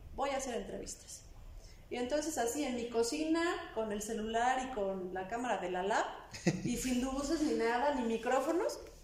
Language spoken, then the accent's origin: Spanish; Puebla, Mexico; soy una mujer poblana